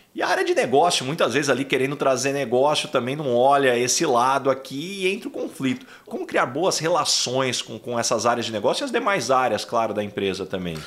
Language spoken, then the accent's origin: Portuguese; São José do Rio Preto, São Paulo, Brazil; eu sou de São José do Rio Preto